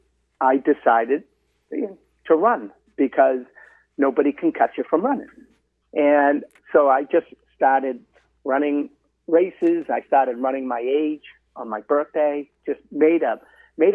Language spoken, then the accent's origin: English; Medford, Massachusetts, United States; boy growing up in Medford, right outside, obviously, of Boston